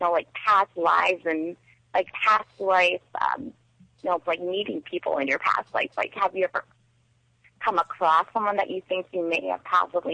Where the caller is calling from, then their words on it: South Dakota, United States; It's … from South Dakota.